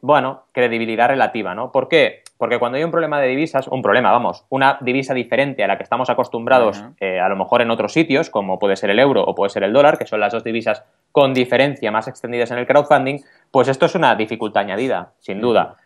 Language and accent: Spanish; Barcelona, Catalonia, Spain; yo, que vengo de Barcelona